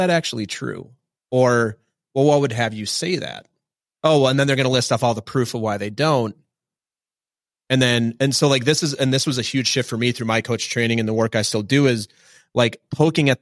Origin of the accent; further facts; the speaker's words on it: Minnesota, United States; I'm from Minnesota.